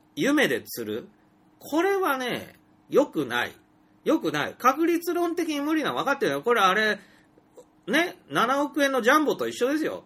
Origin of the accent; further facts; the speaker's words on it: Nagasaki, Japan; 私のふるさとにあたる長崎も半島